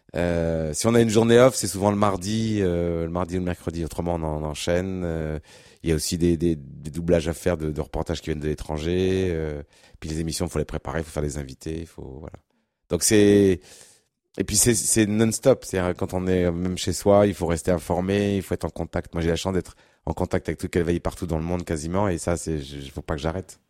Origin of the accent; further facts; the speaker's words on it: Berry, near Châteauroux and Bourges, Centre-Val de Loire, France; je suis né, je suis originaire du, du Berry, dans, dans, le centre de la France, pas très loin de Châteauroux, Bourges